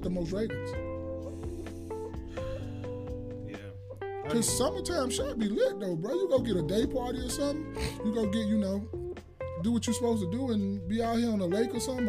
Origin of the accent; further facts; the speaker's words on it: Chicago, Illinois, United States; also born or lived in Miami; I'm from Chicago